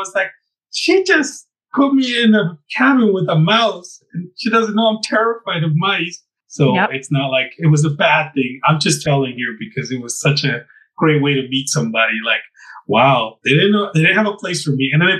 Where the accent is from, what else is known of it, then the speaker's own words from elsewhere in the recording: Southwest, United States; In our traditions, I'm from the Southwest, as I mentioned, and in the desert, we have basically energy forces that bring us into who we are.